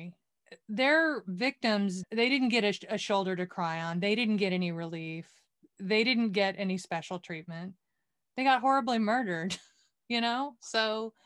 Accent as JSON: {"language": "English", "town": "Waco", "region": "Texas", "country": "United States", "said": "I'm from Waco, Texas"}